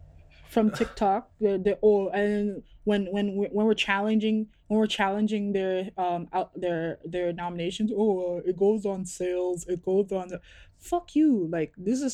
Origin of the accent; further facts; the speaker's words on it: Toronto, Ontario, Canada; when shit opens up and I'm out and I say I'm from Toronto and I have to hear banter about …